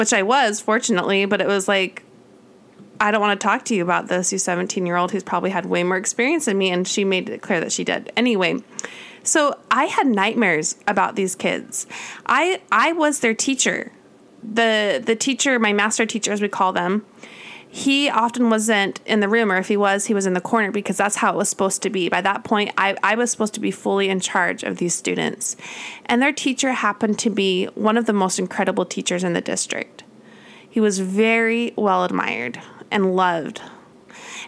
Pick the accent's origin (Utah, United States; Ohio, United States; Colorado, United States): Utah, United States; moved away as an adult; also born or lived in California; I grew up in Utah